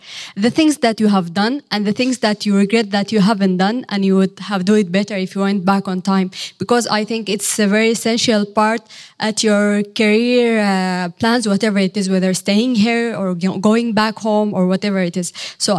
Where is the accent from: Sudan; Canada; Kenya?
Sudan; moved away as an adult; now in Netherlands; I'm from Sudan. I'm from Kit University.